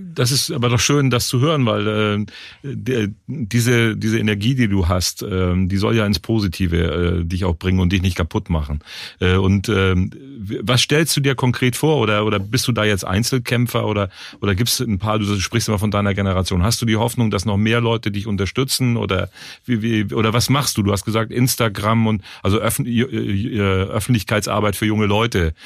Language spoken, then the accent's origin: German; Germany; now in Cologne, Germany; ich komme ja nicht aus Köln, ich bin in der Nähe von Hamburg groß geworden